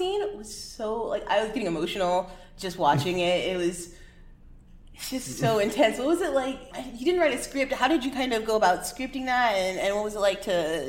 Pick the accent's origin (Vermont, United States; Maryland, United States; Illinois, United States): Illinois, United States; Chicago; I'm also from Chicago.